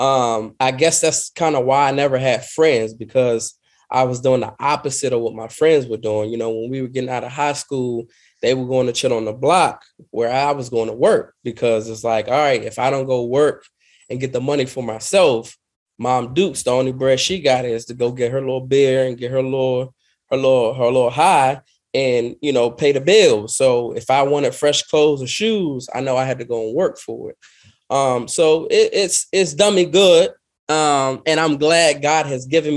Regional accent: Washington, District of Columbia, United States; I grew up in Washington, D.C., single mother

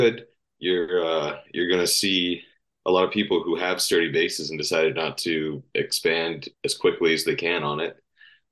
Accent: Vancouver Island, British Columbia, Canada; growing up on Vancouver Island

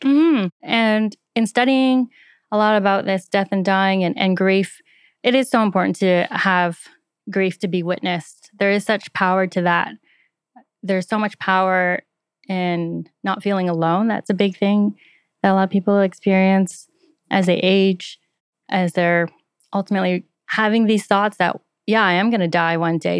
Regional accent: just outside Toronto, Ontario, Canada; moved away

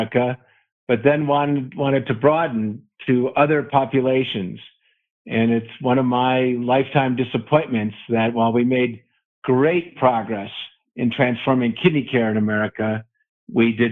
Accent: Wisconsin, United States; now in Colorado, United States; I was raised in Wisconsin and got exposed to Colorado and vowed that I would live here someday.

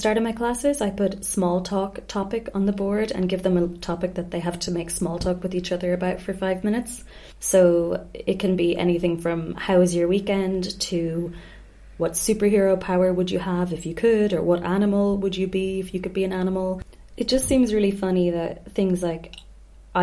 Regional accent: Ireland; moved away; also born or lived in Spain; being Irish

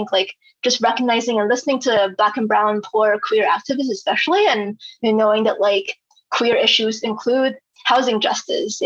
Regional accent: China; now in United States; I'm not American. So yeah, I'm from China

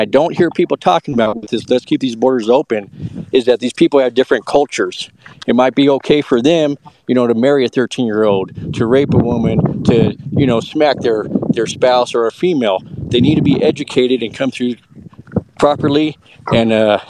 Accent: Arizona, United States; Born and raised in Arizona

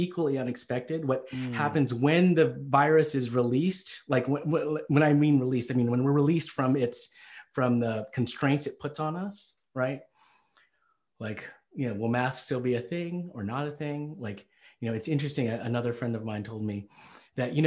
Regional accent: Selina, Tennessee, United States; I grew up in Tennessee. I was born and raised in Salina, Tennessee

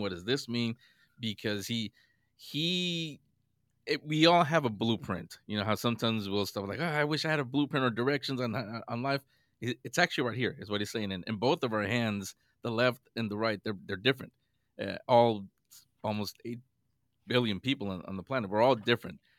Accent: San Francisco, California, United States; I grew up in San Francisco, this was back in San Francisco

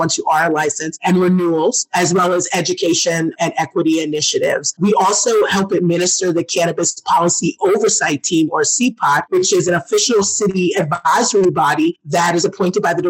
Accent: Brooklyn, New York, United States; moved away; also born or lived in Portland; I'm originally from Brooklyn, New York

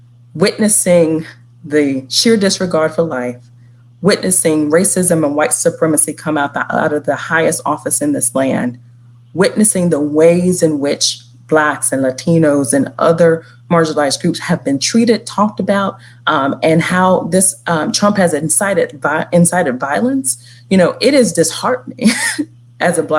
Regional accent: the South, United States; a Black woman born and raised in the South

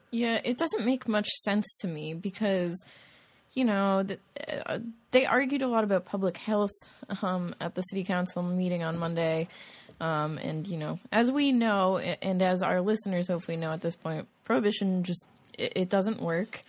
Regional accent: Massachusetts, United States; now in Columbia, United States; I'm from Massachusetts

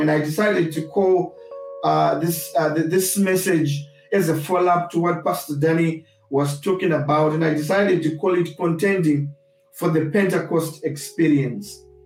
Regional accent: Zimbabwe; now in United Kingdom; I grew up in Zimbabwe and I hold certain views because of my experience of growing up in Zimbabwe

